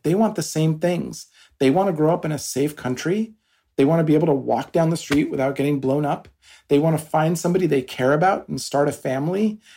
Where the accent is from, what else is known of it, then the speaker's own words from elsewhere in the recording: Washington, United States; moved away; also born or lived in Albuquerque, New Mexico / East Coast, United States; I grew up in New Mexico in Albuquerque, and I my family moved to Washington State for uh, most of my older childhood years. So I did my high school there